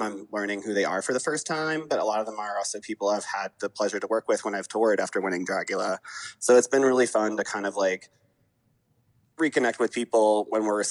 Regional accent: Atlanta, Georgia, United States; I was raised in Atlanta

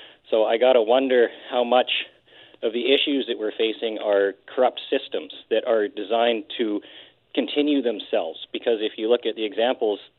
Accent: Nanaimo, British Columbia, Canada; also born or lived in Port Hardy, Canada; I've lived in Nanaimo pretty much my entire life. I was born in Port Hardy, but my family moved here when I was about 5 years old

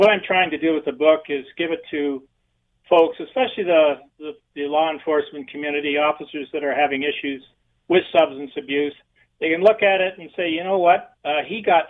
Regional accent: Lyndhurst, Ontario, Canada; also born or lived in St. Thomas; I'm from St. Thomas originally, actually Lyndhurst.

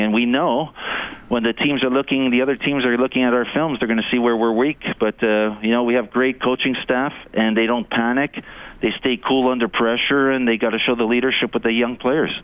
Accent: Canada; also born or lived in Eastern Canada; now in Edmonton, Canada; as a Canadian

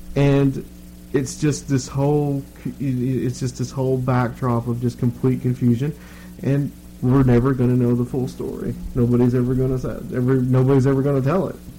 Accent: Chattanooga, Tennessee, United States; my hometown, Chattanooga

